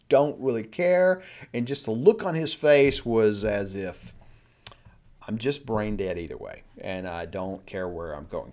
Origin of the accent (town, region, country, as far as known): United States